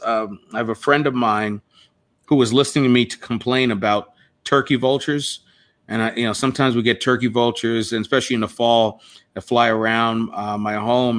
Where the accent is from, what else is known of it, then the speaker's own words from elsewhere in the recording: Toms River, New Jersey, United States; growing up in like a place like Tom's River, where I was one of few black students in the in the school that I attended, High School East